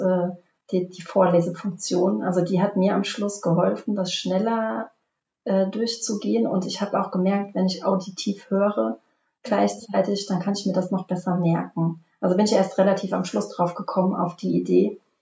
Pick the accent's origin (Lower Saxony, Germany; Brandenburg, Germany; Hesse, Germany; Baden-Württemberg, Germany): Hesse, Germany; Obertiefenbach; komme aus dem schönen Obertietenbach bei Limburg an der Land zwischen Frankfurt und Köln